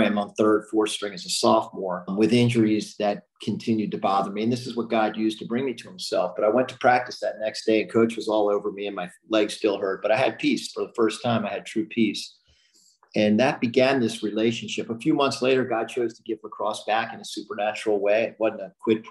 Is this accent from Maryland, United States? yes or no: yes; Baltimore, Maryland, United States; also born or lived in Philadelphia; Born in Philadelphia, grew up in Baltimore